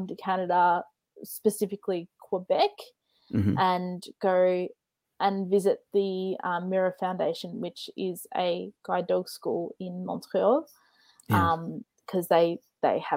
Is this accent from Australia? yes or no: yes; Australia; for me as an Australian